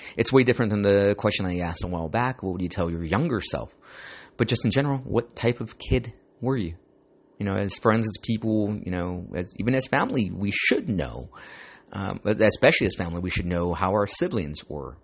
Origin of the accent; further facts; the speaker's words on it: Santa Ana, California, United States; Growing up in Santa Ana